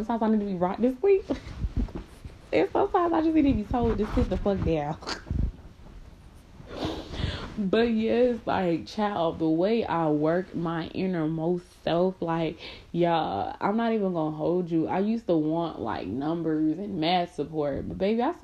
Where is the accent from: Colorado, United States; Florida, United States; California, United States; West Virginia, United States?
Florida, United States; Miami; moved away; I'm from Miami